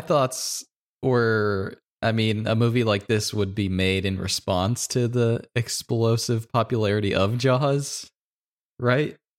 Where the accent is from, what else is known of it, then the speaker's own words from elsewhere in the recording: Louisiana, United States; I grew up in Louisiana